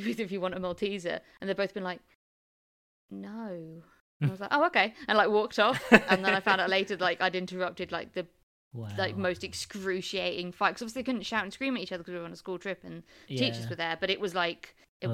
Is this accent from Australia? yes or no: no; England, United Kingdom; I grew up in the South